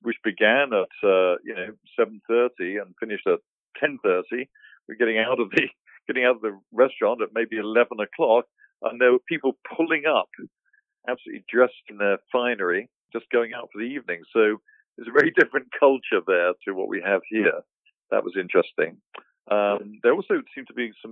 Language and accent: English; Wooburn Green, South East England, United Kingdom; moved away; being British, you know, my local church in Woburn Green in Buckinghamshire is a 12th century church. So you can go in there, and, you know, which I did, sang in the choir there.